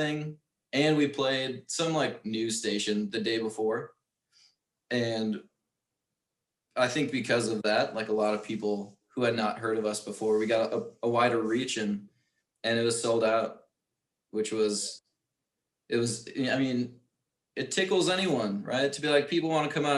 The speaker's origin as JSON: {"language": "English", "town": "New Berlin", "region": "Wisconsin", "country": "United States", "tie": "born or raised there", "said": "I grew up in New Berlin."}